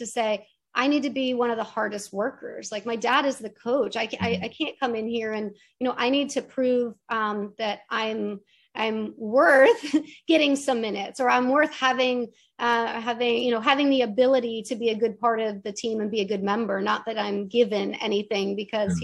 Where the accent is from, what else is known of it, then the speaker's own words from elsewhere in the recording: New Hampshire, United States; moved away; where I grew up in New Hampshire